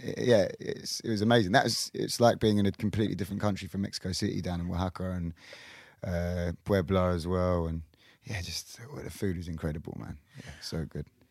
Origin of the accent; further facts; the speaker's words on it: Kingston, London, United Kingdom; we had a McCluskey's in Kingston where I'm from